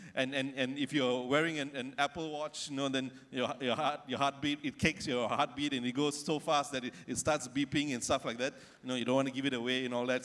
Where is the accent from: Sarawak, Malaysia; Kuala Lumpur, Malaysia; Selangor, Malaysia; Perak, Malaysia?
Selangor, Malaysia; Ampang; near where I grew up in Ampang in KL